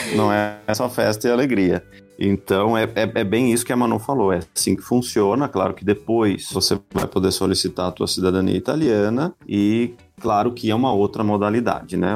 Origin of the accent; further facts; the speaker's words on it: Brazil; moved away as an adult; nós saímos do Brasil, da América Latina, estamos na Europa